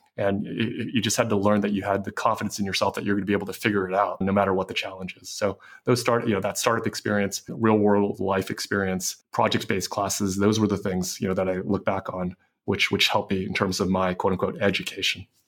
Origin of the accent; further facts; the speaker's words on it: San Francisco, California, United States; I grew up in San Francisco